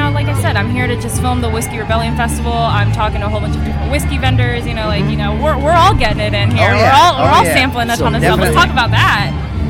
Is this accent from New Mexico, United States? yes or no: no; Maryland, United States; now in Atlanta, United States; now I'm not from this area. I'm from Maryland.